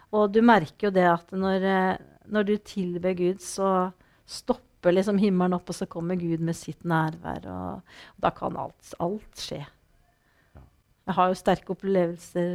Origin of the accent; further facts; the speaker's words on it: Norway; jeg vokste jo opp ved Vatnar